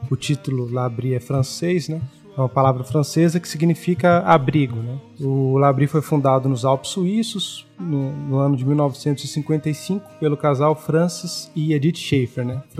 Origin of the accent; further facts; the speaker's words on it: Jequié, Bahia, Brazil; also born or lived in São Paulo / Rio Grande do Sul; now in Lagoa Santa, Brazil; Mas eu sou natural de uma cidade do interior da Bahia chamada Jequié. É, hoje moro em Lagoa Santa, Minas Gerais